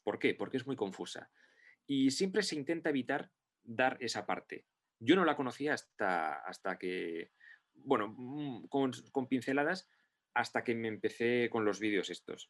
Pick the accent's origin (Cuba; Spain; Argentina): Spain; Basque Country; yo me considero vasco y me considero español porque he nacido en, en País Vasco